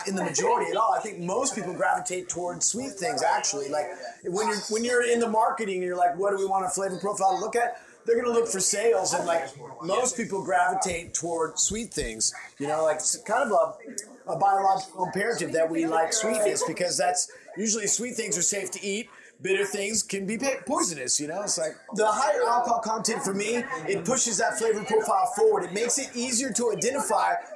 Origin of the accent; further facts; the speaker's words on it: Oregon, United States; I'm from Oregon